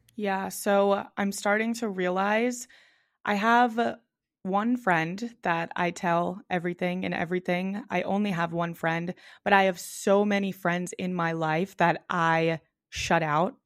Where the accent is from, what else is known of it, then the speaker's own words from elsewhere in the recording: Boston, Massachusetts, United States; I grew up in South Boston, which is like kind of a city, a little bit of a neighborhood area in Boston